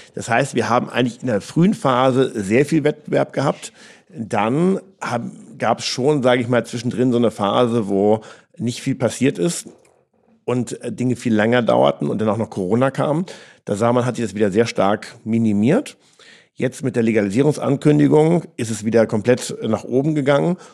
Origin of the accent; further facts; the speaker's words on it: Flensburg, Schleswig-Holstein, Germany; moved away as an adult; also born or lived in Sydney, Australia; now in Berlin, Germany; Flensburg ist für mich wirklich Heimat. Ich bin an der Küste groß geworden.